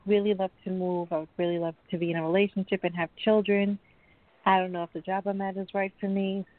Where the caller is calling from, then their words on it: Long Island, New York, United States; I'm calling from New York, from Long Island, New York.